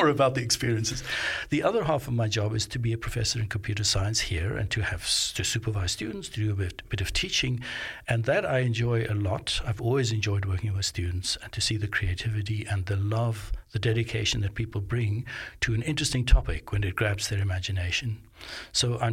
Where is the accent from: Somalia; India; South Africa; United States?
South Africa; Johannesburg, Gauteng; now in Melbourne, Australia; I grew up in Johannesburg